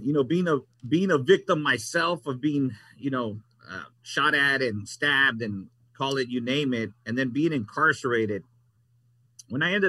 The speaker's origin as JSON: {"language": "English", "town": "Los Angeles", "region": "California", "country": "United States", "tie": "born or raised there", "said": "I was born and raised in North Hollywood, and I was raised in a community where there was a lot of gangs involved"}